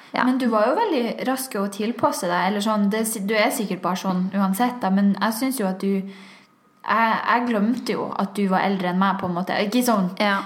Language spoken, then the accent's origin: Norwegian; Tromsø, Troms, Norway; Jeg er fra Tromsø